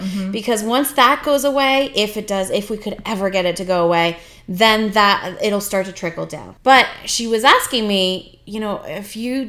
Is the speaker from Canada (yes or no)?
yes; Canada; moved away; I'm, you know, Canadian. I grew up in Canada. I did my university, college, all that mm-hmm. in Canada.